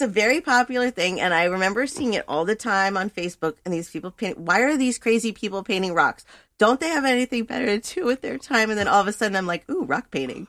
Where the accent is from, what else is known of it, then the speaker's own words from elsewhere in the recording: Thousand Oaks, California, United States; I was born and raised in Thousand Oaks, California